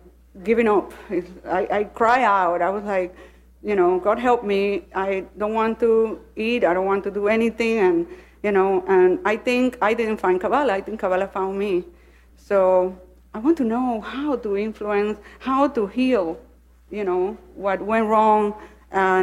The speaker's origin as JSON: {"language": "English", "town": "Panama City", "region": "Panamá", "country": "Panama", "moved": "as an adult", "lives_now": "Miami, United States", "said": "I'm originally from Panama City, Panama. But I live in Miami since 20-something years."}